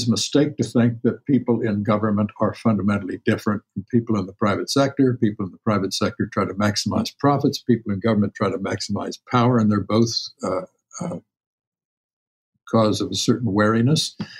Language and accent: English; Champaign, Illinois, United States; I grew up in Champaign, Illinois, downstate, Lincoln country.